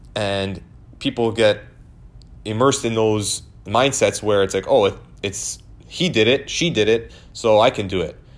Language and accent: English; Canada; I was born in Canada, but my, um, my grandparents and my parents are Italian, so I consider myself Italian